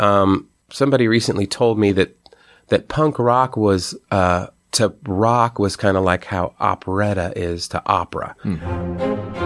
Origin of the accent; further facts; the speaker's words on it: United States; an American hardcore musician